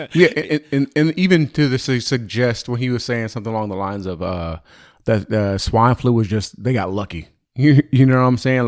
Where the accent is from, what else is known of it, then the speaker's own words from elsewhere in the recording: United States; I'm an American.